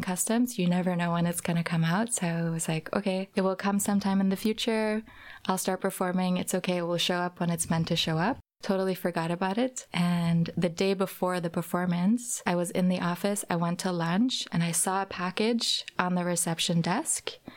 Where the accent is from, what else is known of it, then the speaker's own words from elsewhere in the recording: Norway; also born or lived in California, United States; now in Berlin, Germany; I grew up in Norway. I lived for a while in California